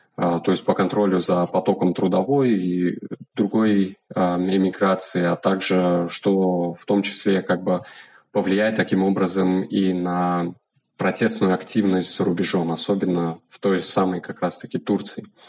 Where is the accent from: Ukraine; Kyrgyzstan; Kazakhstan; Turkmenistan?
Turkmenistan; я независимый исследователь из Туркменистана